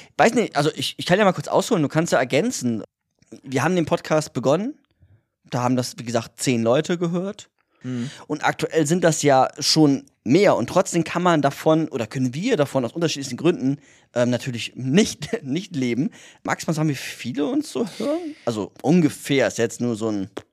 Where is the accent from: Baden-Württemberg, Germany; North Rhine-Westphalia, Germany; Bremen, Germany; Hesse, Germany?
Bremen, Germany; moved away; wir kommen ja beide aus Bremen